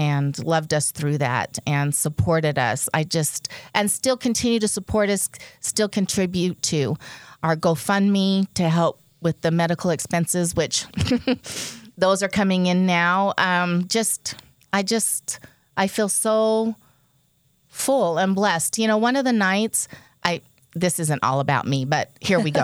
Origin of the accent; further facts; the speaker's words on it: Nova Scotia, Canada; moved away; I was born in Nova Scotia.